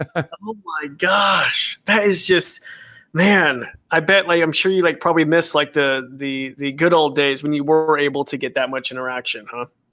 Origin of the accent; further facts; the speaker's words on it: Idaho, United States; I grew up in Idaho